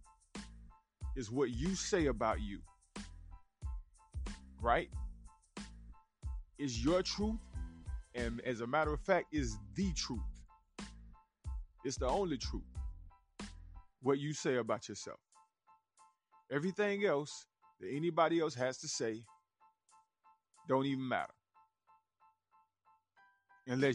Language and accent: English; the South, United States; accent: country; I'm from the South, man. I get a little country with it